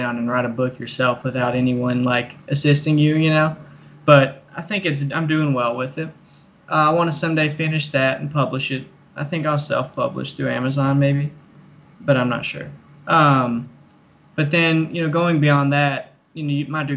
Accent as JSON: {"language": "English", "town": "Manchester", "region": "Kentucky", "country": "United States", "tie": "born or raised there", "said": "I'm from Clay County, Kentucky. So that's Manchester."}